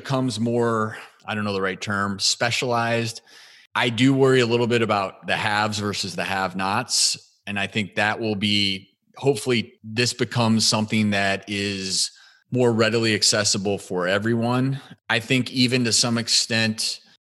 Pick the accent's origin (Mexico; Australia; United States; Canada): United States; Midwest; also born or lived in Boulder, Colorado / Los Angeles; now in Tennessee, United States; I grew up in the Midwest.